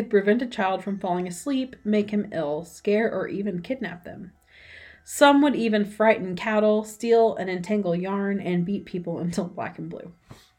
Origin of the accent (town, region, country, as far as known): United States